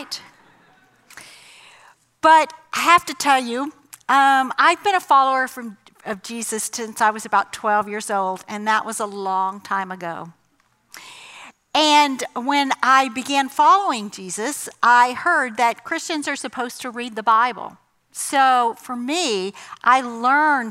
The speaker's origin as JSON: {"language": "English", "region": "the South", "country": "United States", "tie": "born or raised there", "said": "I grew up in the South, in the 70s, in a Southern Baptist church"}